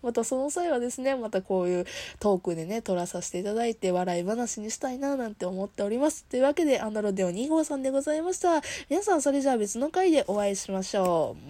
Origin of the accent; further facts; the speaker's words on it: Kansai, Japan; 私、生まれも育ちも関西で、今いるところもね、あの、職場も地元なんですよ。